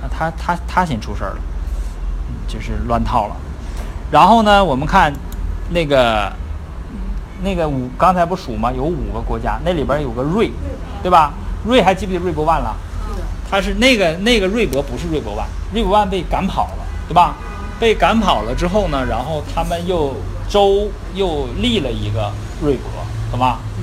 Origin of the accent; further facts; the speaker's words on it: Northeast China, China; accent: Northeastern Mandarin; 咱们东北话叫起哄加秧子